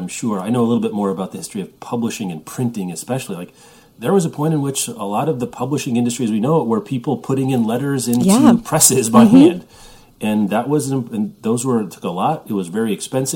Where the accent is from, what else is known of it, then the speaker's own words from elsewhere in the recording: Midwest, United States; growing up in the Midwest